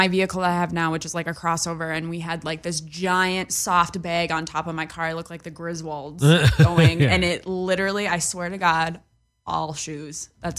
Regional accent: North Dakota, United States; moved away as an adult; also born or lived in New York City, United States; now in Los Angeles, United States; So I grew up in a town of 8,000 people. I graduated with 100.

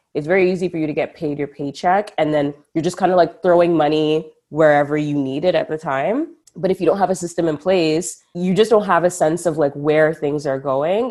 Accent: Ottawa, Ontario, Canada; Ottawa, the 613, the the city that made me

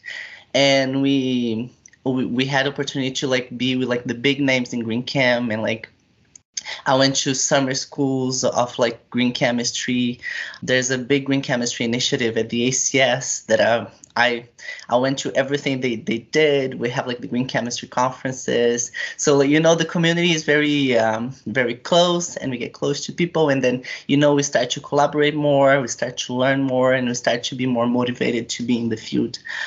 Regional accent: Brazil; moved away as an adult; now in Switzerland; I'm from a small village in Brazil, and then I went to a university that is close to my village

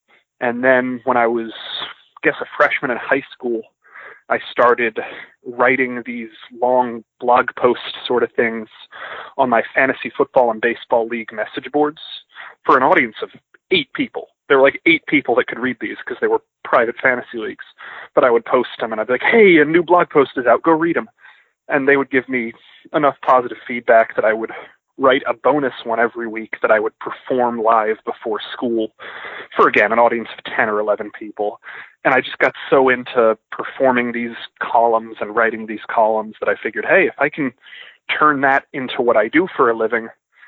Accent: Georgia, United States; also born or lived in North Carolina / Louisiana / Mississippi; I'm originally from outside of Atlanta.

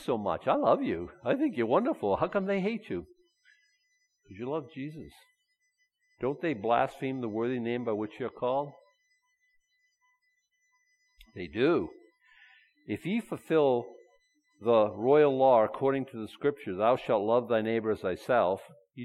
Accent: Boston, Massachusetts, United States; moved away; I was brought up in Boston.

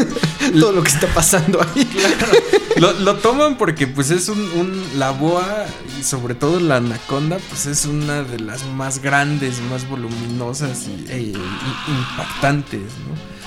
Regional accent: Toluca, State of Mexico, Mexico; moved away; allá en Toluca, mi tierra natal

